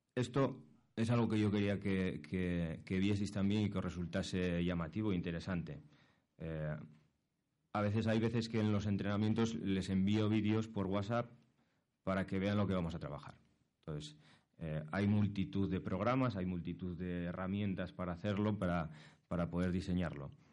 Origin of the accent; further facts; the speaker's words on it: Asturias, Spain; moved away as an adult; now in Madrid, Spain; yo soy asturiano, llevo aquí en, Madrid dos años